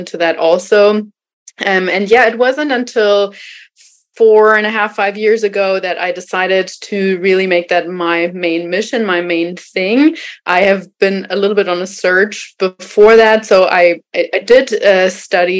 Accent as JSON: {"language": "English", "country": "Germany", "moved": "yes", "said": "I am originally from Germany"}